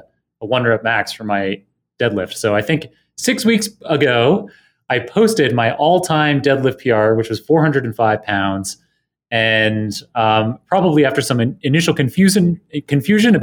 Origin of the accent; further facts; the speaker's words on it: Canada; I grew up in Canada